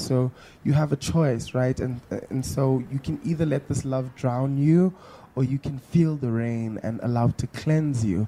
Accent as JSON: {"language": "English", "town": "Johannesburg", "region": "Gauteng", "country": "South Africa", "tie": "born or raised there", "said": "growing up in Mondio, my friends and I would pretend to have these big concerts"}